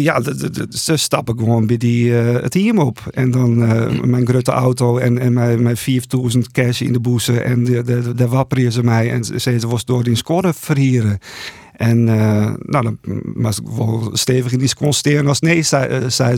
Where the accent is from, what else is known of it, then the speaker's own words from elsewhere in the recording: Buitenpost, Friesland, Netherlands; in Boetenpost eh, opgegroeid